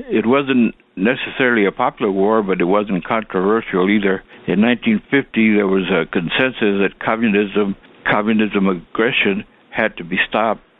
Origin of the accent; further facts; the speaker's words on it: Austin, Texas, United States; I was 18 year old who had dropped out of high school and was working in a lumber yard in my hometown in Austin, Texas.